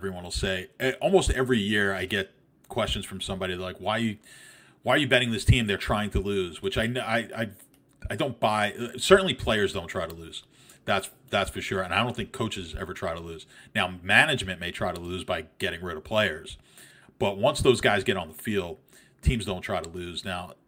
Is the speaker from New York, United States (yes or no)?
yes; New York, United States; I'm from New York